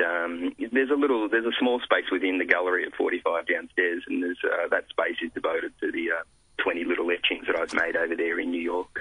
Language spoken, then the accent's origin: English; Italy; now in Australia; I was born in Italy, live in Australia